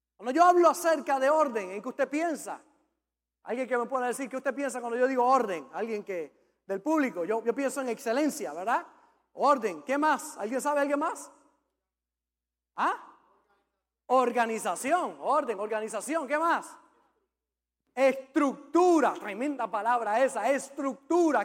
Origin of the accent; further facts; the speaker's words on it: Puerto Rico; yo como buen macho puertorriqueño